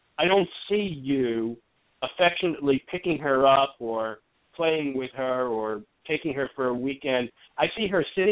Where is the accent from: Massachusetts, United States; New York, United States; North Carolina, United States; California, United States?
New York, United States; also born or lived in New Jersey; I'm from New York, and I lived in New Jersey for a while